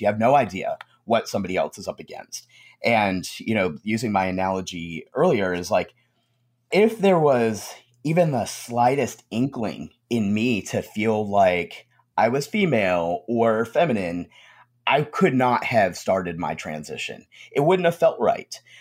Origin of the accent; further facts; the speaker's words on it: Conway, South Carolina, United States; also born or lived in New York; I grew up in the South, um, grew up in Conway, South Carolina